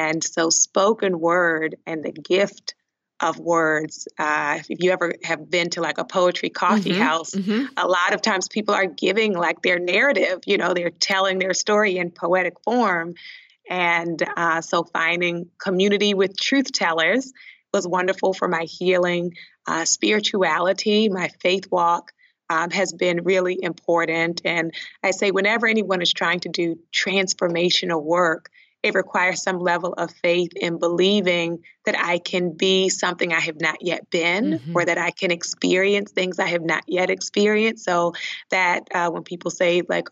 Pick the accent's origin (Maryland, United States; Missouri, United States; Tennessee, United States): Maryland, United States; Baltimore; also born or lived in Liberia; When I went home to Baltimore for one of the breaks